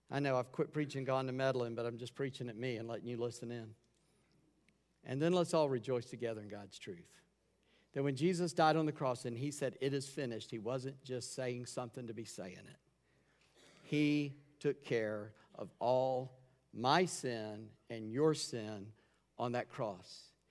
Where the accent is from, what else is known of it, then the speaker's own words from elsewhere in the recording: Charleston, United States; I grew up in Charleston